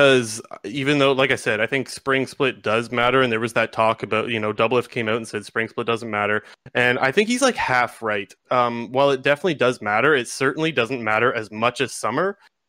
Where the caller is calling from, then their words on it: Sarnia, Ontario, Canada; Sarnia, Ontario.